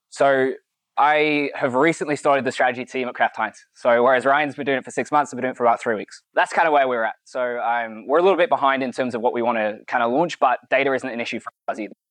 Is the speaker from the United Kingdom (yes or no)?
yes; United Kingdom; now in United States; I'm from the UK, I live in the US, and I've been here for four years.